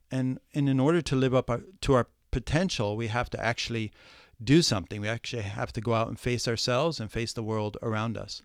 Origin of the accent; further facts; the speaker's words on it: Ohio, United States; moved away as an adult; also born or lived in New York City; I was born in Ohio, lived in the, in, uh, what I call the cornfields of Ohio